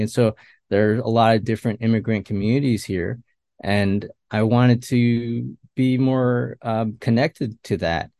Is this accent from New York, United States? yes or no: yes; Westchester, New York, United States; also born or lived in Queens, New York; I was born and raised here in New York, and not New York City, but, uh, Westchester, New York